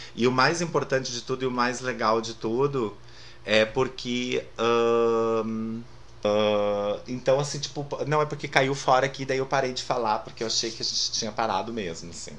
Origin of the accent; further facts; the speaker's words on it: Lajeado, Rio Grande do Sul, Brazil; moved away; also born or lived in Porto Alegre; eu também nasci em Lajado